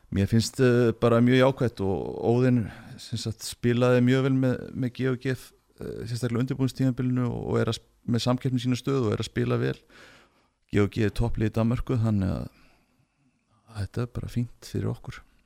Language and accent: Icelandic; Akureyri, Northeastern Region, Iceland; moved away as an adult; also born or lived in Göppingen; kem frá Akureyri